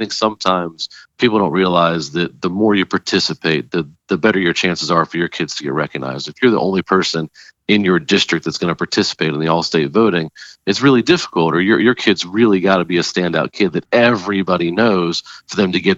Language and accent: English; Florida, United States; moved away as an adult; now in Alexandria, United States; I'm from Florida